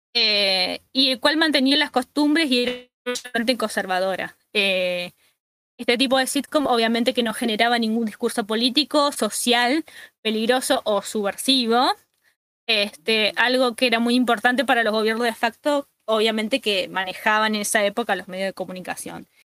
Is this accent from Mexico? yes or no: no; Argentina; acá, por lo menos en Argentina